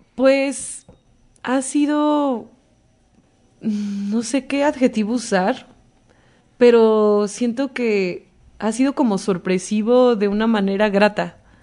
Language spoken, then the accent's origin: Spanish; Veracruz, Mexico; el tema del mar para mí es eh, mi origen, porque soy de Veracruz